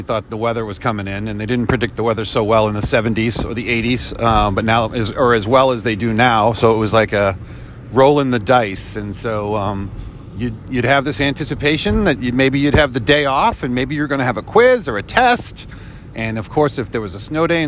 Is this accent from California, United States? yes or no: no; Boston, Massachusetts, United States; I grew up in South Boston